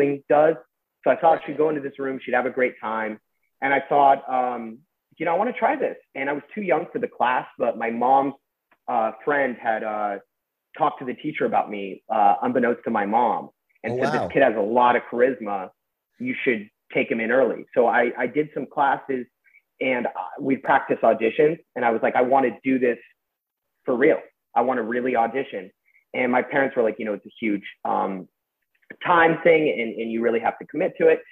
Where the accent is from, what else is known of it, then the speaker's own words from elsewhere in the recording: Westlake Village, California, United States; I grew up in Westlake Village.